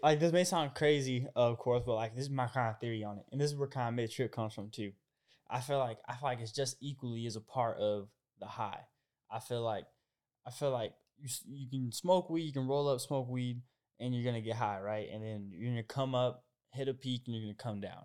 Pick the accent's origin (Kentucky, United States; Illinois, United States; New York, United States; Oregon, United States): Oregon, United States; Portland area; moved away as an adult; now in Los Angeles, United States; I'm from Oregon and, uh, I'm, I'm kinda from the Portland area. My fifteen minutes outside of Portland, kind of a smaller town and, you know, uh, th, growing up in a smaller area